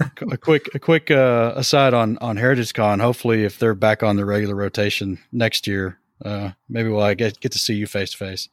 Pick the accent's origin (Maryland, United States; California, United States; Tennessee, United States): Tennessee, United States; we eventually started an I P M S chapter in my hometown in Tennessee